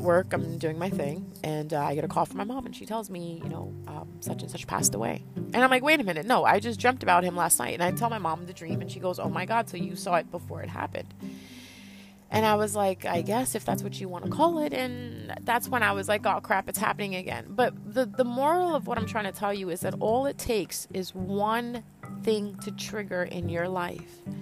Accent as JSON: {"language": "English", "region": "Punjab", "country": "Pakistan", "said": "I am from Pakistan. I'm Punjabi"}